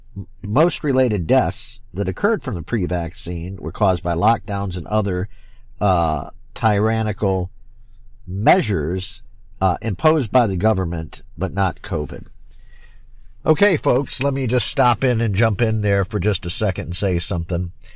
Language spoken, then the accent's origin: English; Michigan, United States; also born or lived in Florida; I'm back here now in my home state of Michigan